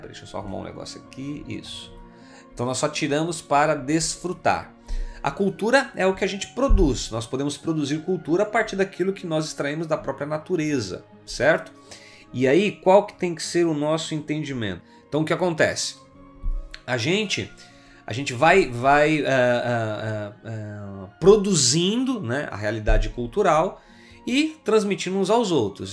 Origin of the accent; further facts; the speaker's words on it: Brazil; enquanto brasileiros, nós herdamos uma herança cultural